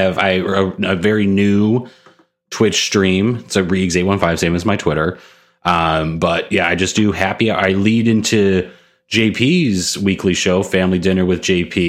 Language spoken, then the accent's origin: English; Orland Park, Illinois, United States; also born or lived in Chicago Heights, Illinois; I live in the city proper now. I'm from the burbs of Chicago